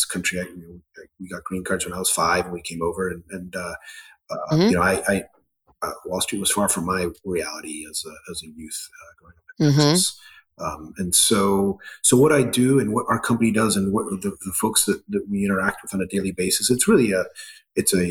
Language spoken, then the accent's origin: English; Ecuador; moved away; also born or lived in Scotland; Although I was born in Scotland, I grew up in Ecuador in part to a Scottish father, Ecuadorian mother